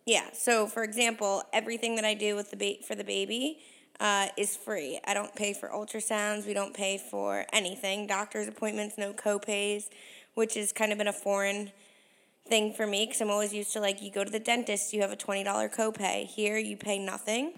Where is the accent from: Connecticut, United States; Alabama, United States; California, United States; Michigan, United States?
Connecticut, United States; now in Canada; I grew up in Connecticut